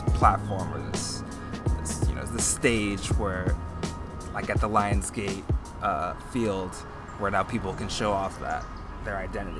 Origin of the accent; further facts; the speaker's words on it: United States; being an American